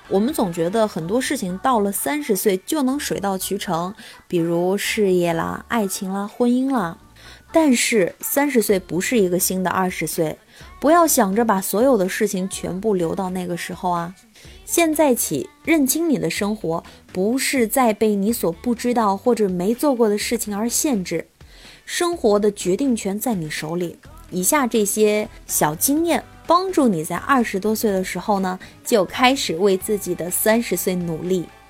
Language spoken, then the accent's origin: Chinese; Anhui, China; also born or lived in Hefei; 因为首先我是一个安徽人，再者呢，我现在在这个合肥读研究生，嗯，另外我曾经在安徽广播电视台实习过